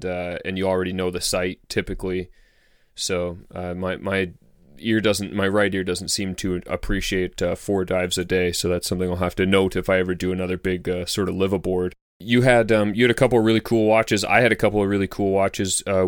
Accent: Canada; we made it to 10 degrees, which is pretty far south for a Canadian.

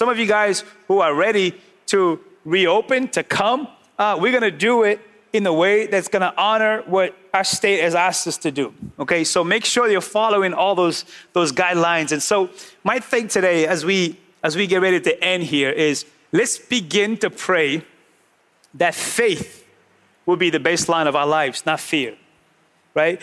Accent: New England, United States; We're from New England. We're already sarcastic by nature

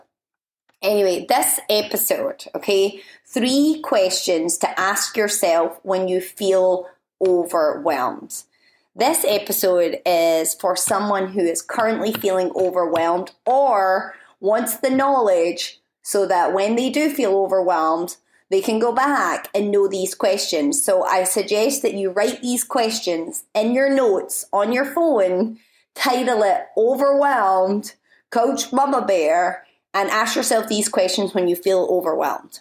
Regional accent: Scotland, United Kingdom; now in United States; I've been in Scotland, so if you're wondering why my accent is possibly, potentially, maybe a little bit stronger than previous episodes, it's because I've been around my family for the last month.

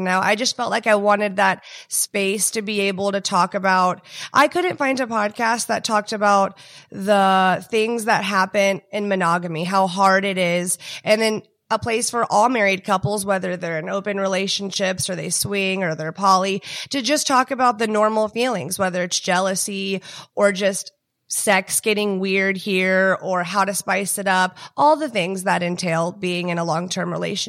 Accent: Houston, Texas, United States; also born or lived in Dallas; But about me, I'm from Texas. I was born in Dallas. I grew up in Houston. My dad worked in oil.

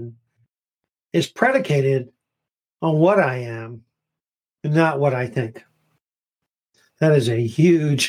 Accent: United States; I am an American Christian

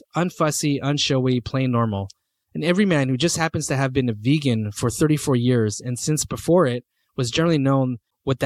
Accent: Canada; myself being Canadian

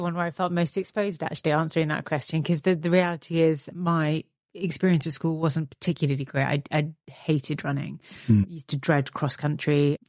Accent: Belgium; So my father's Italian, my mum's Scottish, but we grew up in Belgium.

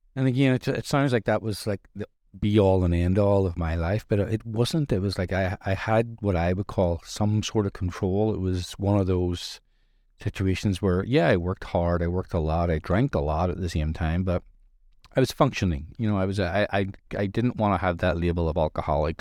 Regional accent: Ireland; I'm Irish. I grew up in Irish culture where drinking accepted all over the place

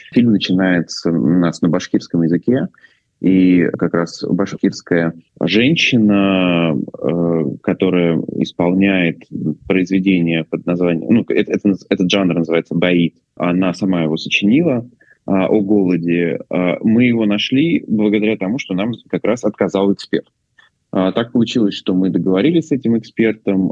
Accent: Orenburg, Orenburg Oblast, Russia; я из Оренбурга

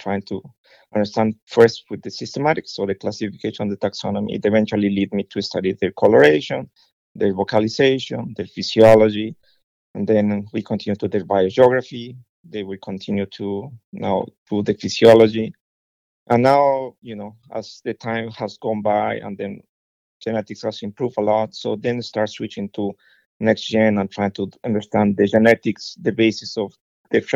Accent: Ecuador; moved away; I was born in Ecuador, so that's in the middle of the equator

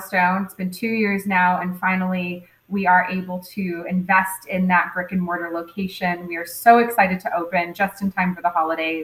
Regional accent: Fort Myers, Florida, United States; I was born and raised here in Fort Myers

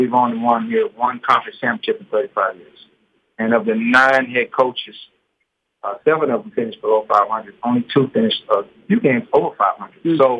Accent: Houston, Texas, United States; I'm born and raised in Houston, exactly like 80 miles from Lamar's campus to my doorstep where I grew up from.

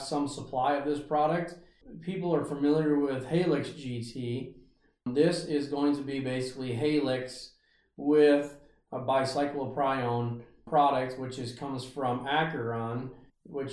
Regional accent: Ringsted, Iowa, United States; also born or lived in Brookings, South Dakota / Rake, Iowa; I grew up around Ringsted, Iowa

